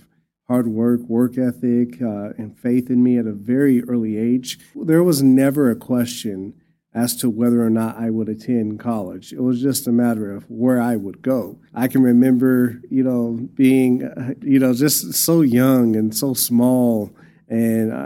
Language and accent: English; Amarillo, Texas, United States; I was born and raised here in Amarillo, Texas